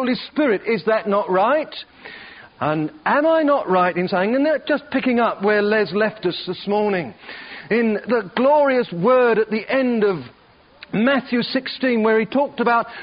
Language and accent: English; Perth, Western Australia, Australia; I come from Perth, Western Australia, and I love it down there, and it's home